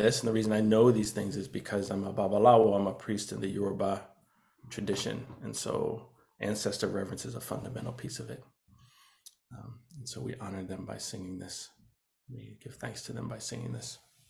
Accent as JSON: {"language": "English", "town": "Boston", "region": "Massachusetts", "country": "United States", "tie": "born or raised there", "lives_now": "New Haven, United States", "said": "I'm originally from Boston, it's where I was born. And then my dad was doing some organizing and came down here, and we followed. We're here for about a year or so, and then went back to Boston."}